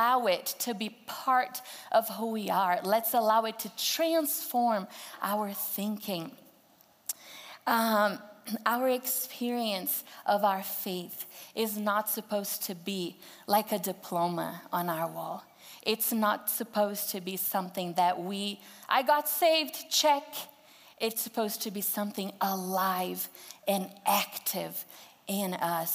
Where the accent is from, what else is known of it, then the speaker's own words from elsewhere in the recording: Brazil; English is a second language; moved away as an adult; now in Greeley, United States; I'm from Brazil, and growing up in Brazil, I was told that it was very important to learn English as a second language.